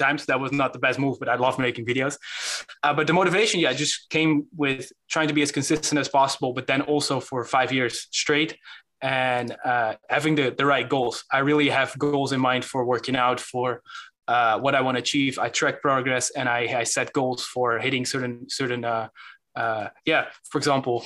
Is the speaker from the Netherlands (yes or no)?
yes; Netherlands; English is a second language; I'm from the Netherlands. And sometimes I have this weird accent going on